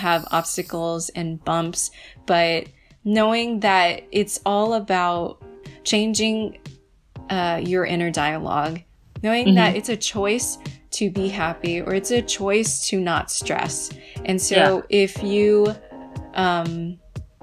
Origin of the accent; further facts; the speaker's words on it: United States; I'm first generation born in the U.S.